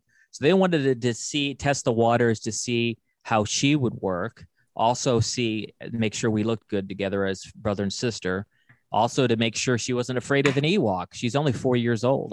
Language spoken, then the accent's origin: English; Los Angeles, California, United States; I'm from Los Angeles.